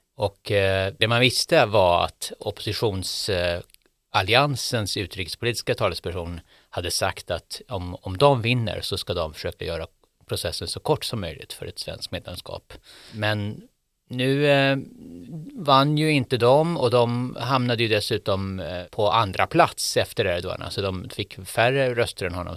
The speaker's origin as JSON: {"language": "Swedish", "country": "Sweden", "said": "jag var från Sverige"}